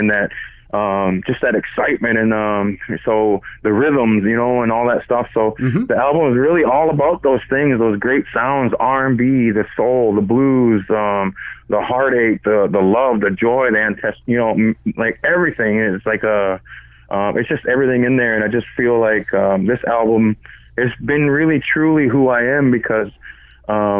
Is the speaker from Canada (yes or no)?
yes; Six Nations of the Grand River, Ontario, Canada; also born or lived in Toronto; I'm Mohawk from Six Nations